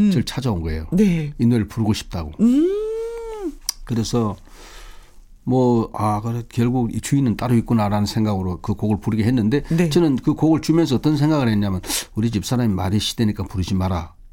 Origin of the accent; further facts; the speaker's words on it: Busan, South Korea; moved away; 해운대가 네. 제 고향이잖아요.